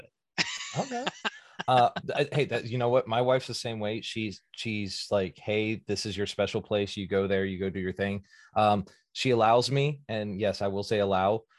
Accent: Virginia, United States; moved away; I'm originally from Virginia

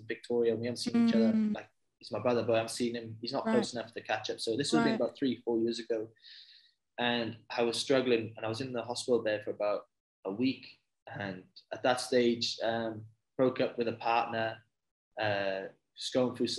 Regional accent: Bridgend, Wales, United Kingdom; moved away as an adult; now in Australia; So I'm originally from Wales. It's a little town in Wales called Bridgend in the UK.

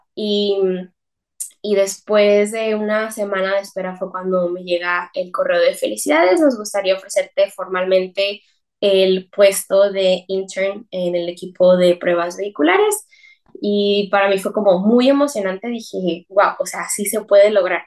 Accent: Mexicali, Baja California, Mexico; also born or lived in San Francisco Bay Area, United States; yo soy mexicana

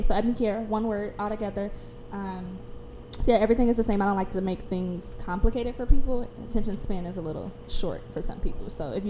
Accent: Chicago, Illinois, United States; I grew up on 61st and Kimbark.

